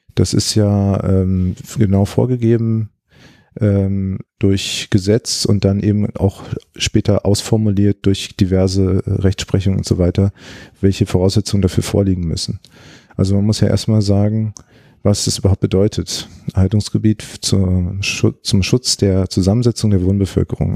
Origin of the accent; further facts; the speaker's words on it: Berlin, Germany; moved away as an adult; also born or lived in Greifswald; Ich bin Berliner und äh, ich habe mich gefreut, dass ich die Möglichkeit hatte, wieder in Berlin zu arbeiten